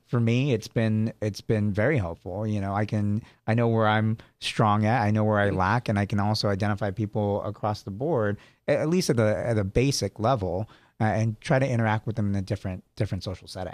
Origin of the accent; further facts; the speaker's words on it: San Jose, California, United States; also born or lived in Sacramento / Henderson; I was born in San Jose, I lived in Sacramento for a while